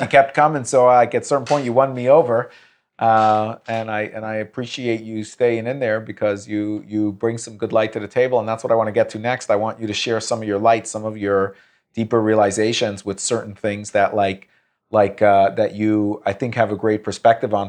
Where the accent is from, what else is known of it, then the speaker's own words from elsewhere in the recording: United States; an American Jew, I, I, or Jewish American